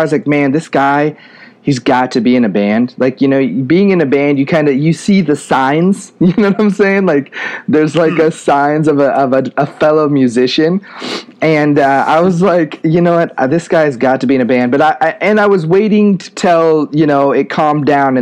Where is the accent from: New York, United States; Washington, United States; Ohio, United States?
Washington, United States; Spokane; My hometown, Spokane, Washington, is a very unique place